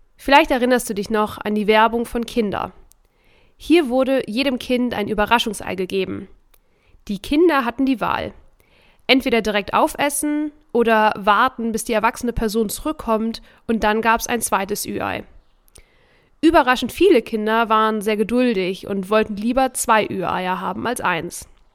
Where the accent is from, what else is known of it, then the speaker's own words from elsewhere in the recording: Germany; bei uns in Deutschland